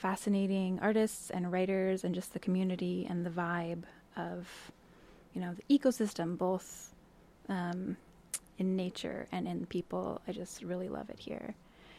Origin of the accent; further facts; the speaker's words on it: Portland, Oregon, United States; moved away as an adult; also born or lived in Montreal, Canada; now in Astoria, United States; So I grew up in the Portland area, and then I moved